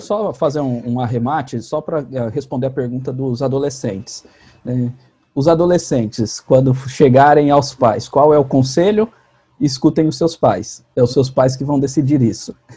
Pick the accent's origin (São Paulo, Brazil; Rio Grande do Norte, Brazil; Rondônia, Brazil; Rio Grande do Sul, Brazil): Rondônia, Brazil; now in Goiás, Brazil; sou rondoniense